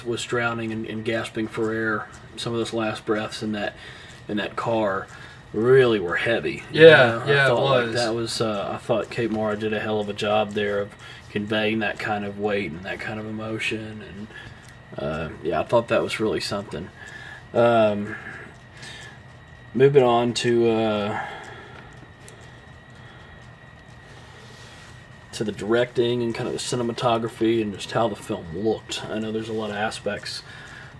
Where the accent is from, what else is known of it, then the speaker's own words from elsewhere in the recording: Southern United States, United States; accent: Southern; my Southern accent